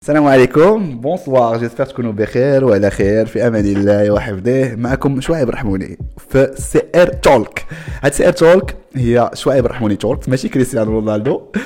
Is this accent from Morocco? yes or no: yes; Morocco; حنا كمغاربه